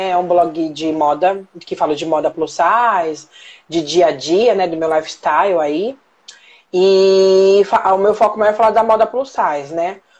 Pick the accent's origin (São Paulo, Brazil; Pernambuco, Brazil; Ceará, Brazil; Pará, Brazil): São Paulo, Brazil; Marília; now in São Paulo, Brazil; Eu, moro, eu sou do interior de São Paulo, sou de Marília. Então, eu moro em São Paulo há 18 anos.